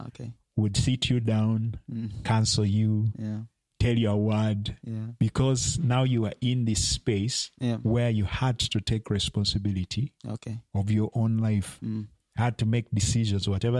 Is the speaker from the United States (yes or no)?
no; Uganda; also born or lived in Kenya; yes, I'm Ugandan, but I was born in Kenya.